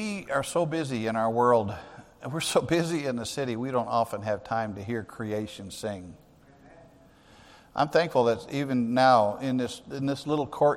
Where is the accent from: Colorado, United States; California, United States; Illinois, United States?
Illinois, United States; Kankakee; I grew up in Grace Baptist Church in Kankakee, Illinois.